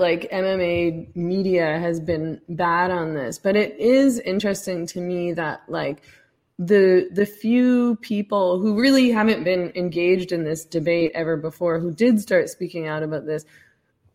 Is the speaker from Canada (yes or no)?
yes; Vancouver, British Columbia, Canada; moved away; I'm from Vancouver, although I've left.